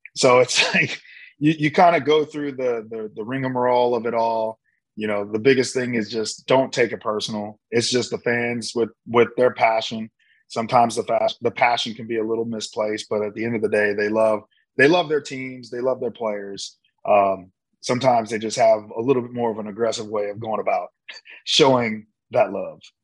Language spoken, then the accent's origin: English; Midwest, United States; moved away as an adult; growing up in the Midwest